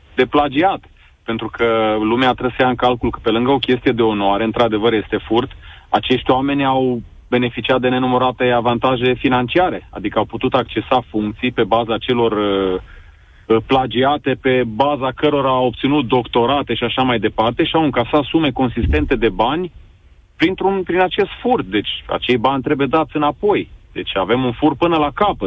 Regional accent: Sibiu, Sibiu County, Romania; eu sunt tot din Sibiu

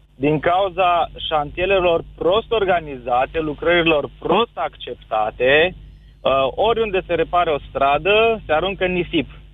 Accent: Cluj-Napoca, Cluj County, Romania; din Cluj

